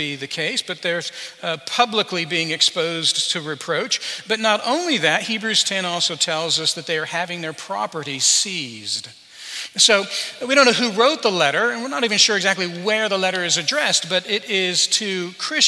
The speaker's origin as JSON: {"language": "English", "town": "Albuquerque", "region": "New Mexico", "country": "United States", "tie": "born or raised there", "moved": "yes", "said": "Some of you know that I grew up in Albuquerque, New Mexico. Well, part of my life was in Albuquerque, New Mexico"}